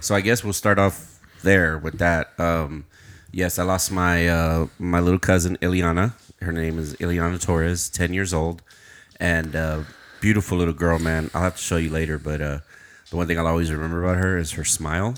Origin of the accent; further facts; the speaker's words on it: Uvalde, Texas, United States; I'm from Uvalde